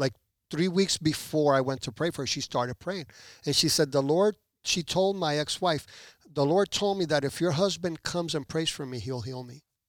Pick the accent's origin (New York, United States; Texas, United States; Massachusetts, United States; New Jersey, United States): New Jersey, United States; moved away as an adult; also born or lived in Puerto Rico / Elizabeth, New Jersey / Newark, New Jersey / Belleville, New Jersey; now in Pembroke Pines, United States; at the age of one, my parents moved to the United States, to New Jersey